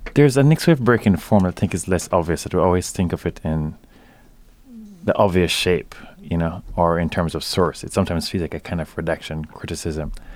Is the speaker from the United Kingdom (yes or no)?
no; Jamaica; growing up in Jamaica as I did